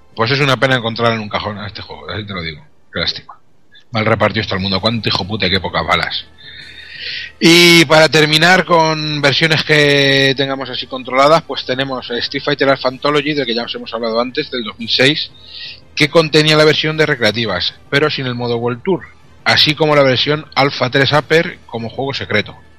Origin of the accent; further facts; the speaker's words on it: Albacete, Castilla-La Mancha, Spain; hablo japonés de la mancha y esto es lo que tiene. japonés de Albacete, lo que viene siendo japonés de Albacete